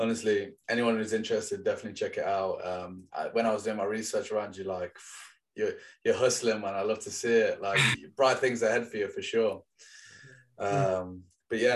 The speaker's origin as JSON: {"language": "English", "town": "Leicester", "region": "East Midlands", "country": "United Kingdom", "tie": "born or raised there", "said": "I'm from Leicester, so a lot of my friends when I grew up played for Leicester"}